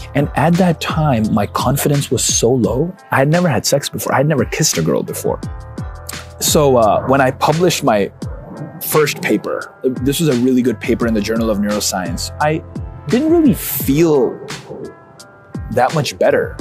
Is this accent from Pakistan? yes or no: yes; Karachi, Sindh, Pakistan; now in Dallas, United States; I came to Dallas from Pakistan. I'm a Pakistani. I was born in Karachi, Pakistan